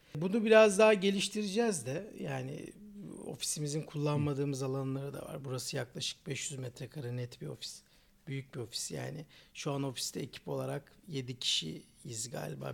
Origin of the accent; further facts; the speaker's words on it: Istanbul, Turkey; 1987 İstanbul doğumluyum